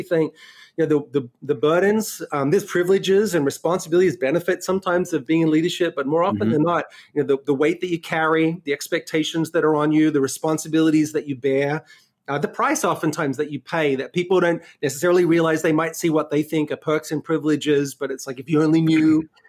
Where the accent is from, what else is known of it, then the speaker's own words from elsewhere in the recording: Sydney, New South Wales, Australia; now in New York City, United States; my accent is a little messed up because I was born and raised in Australia and then spent the last 12 years in New York City. So, you know, lived in Sydney.